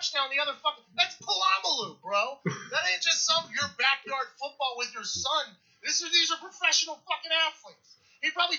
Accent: Pittsburgh, Pennsylvania, United States; I grew up in Pittsburgh

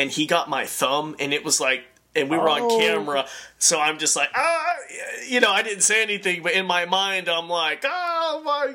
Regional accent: Idaho, United States; I grew up in Roby Creek, Idaho

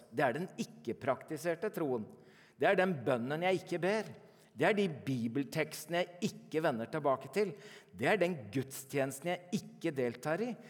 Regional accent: Norway; born there; Så jeg er ikke kristen fordi jeg er født i Norge.

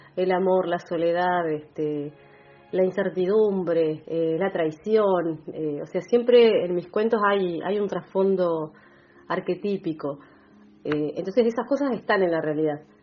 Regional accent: Bahía Blanca, Buenos Aires Province, Argentina; moved away as an adult; now in General Roca, Argentina; nací en Bahía Blanca, pero desde que pisé el valle, que lo pisé por primera vez en 2003, me enamoré y bueno, dije, acá quiero echar raíces, acá me quedo.

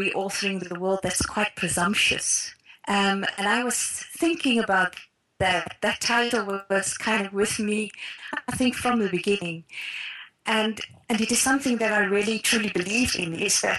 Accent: South Africa; I grew up in Afrikaner cultural context

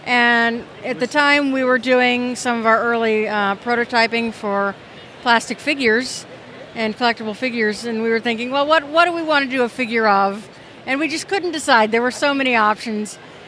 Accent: Cincinnati, Ohio, United States; We're from Cincinnati

